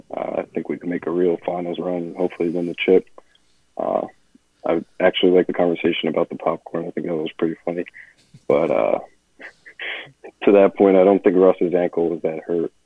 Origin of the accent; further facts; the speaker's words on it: Cherry Hill, New Jersey, United States; I'm from Cherry Hill, New Jersey, which is like right outside of Philadelphia. So yep. Born and raised a diehard Philly fan